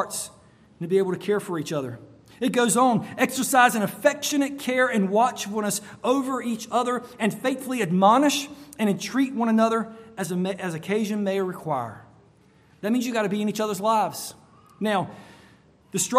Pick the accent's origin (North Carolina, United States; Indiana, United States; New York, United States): North Carolina, United States; now in Florida, United States; I grew up in North Carolina, and there were cold nights in North Carolina.